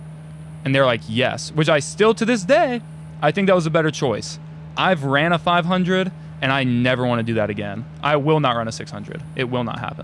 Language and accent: English; Ashland, Ohio, United States; I'm from Ashland and places don't close that early.